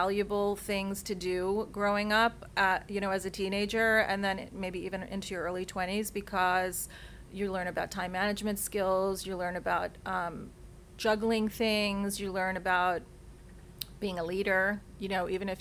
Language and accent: English; New York City, New York, United States; I grew up in New York City in a little tiny place actually in the Bronx